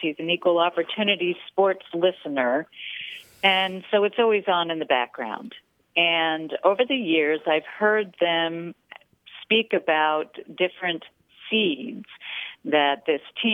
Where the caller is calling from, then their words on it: San Clemente, California, United States; I'm calling from San Clemente, California.